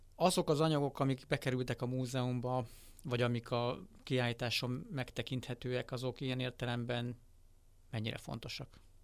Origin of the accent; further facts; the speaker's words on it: Hungary; nekem magyarként